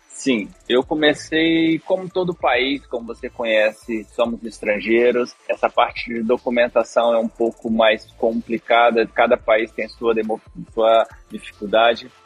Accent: São Mateus, Espírito Santo, Brazil; moved away as an adult; now in Oranjestad, Aruba; Eu sou capixaba, Espírito Santo, Uh, morava em São Mateus, onde meus pais atualmente moram.

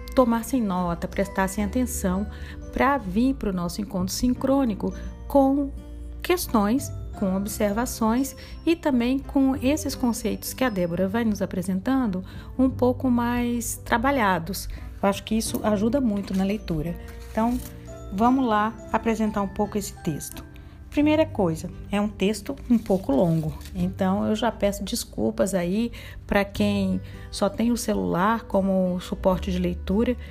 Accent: Brazil; nós, brasileiros

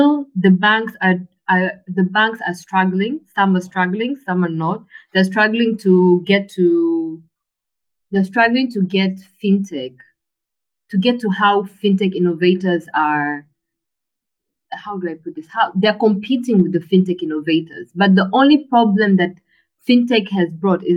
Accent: Tanzania; growing up in Tanzania, your parent would send you with money and your card to go buy electricity

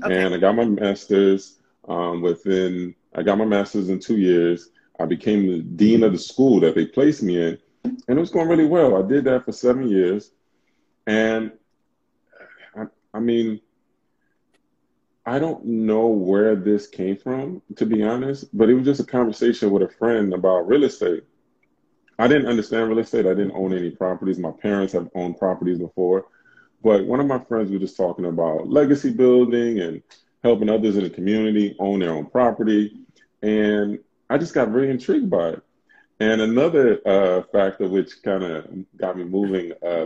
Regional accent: New York City, New York, United States; moved away as an adult; also born or lived in California; grew up in Brooklyn. I'm from Brooklyn.

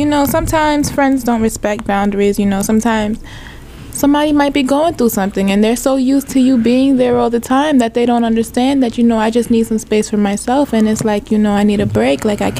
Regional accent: New York City, New York, United States; I'm from Brooklyn, New York, born and raised, period. I'm not from Flatbush, actually.

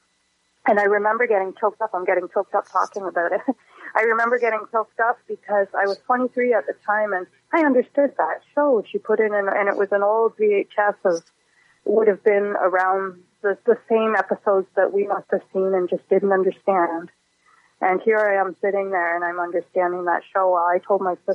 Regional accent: Guelph, Ontario, Canada; first language English; I grew up in Guelph in Ontario and in a completely Anglophone environment

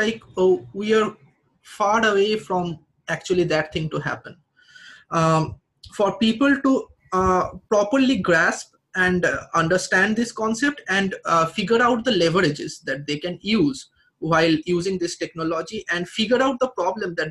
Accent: Kolkata, West Bengal, India; I'm from West Bengal, Kolkata

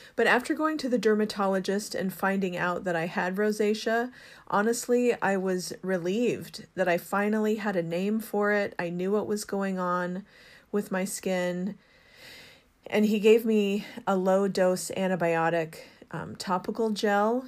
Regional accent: Seattle, Washington, United States; I grew up in Seattle, well, the Seattle area, and so it's home to me

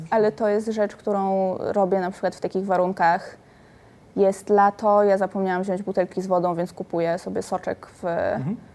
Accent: Silesian Voivodeship, Poland; moved away; moje miasto rodzinne, wychowywałam się na Górnym Śląsku

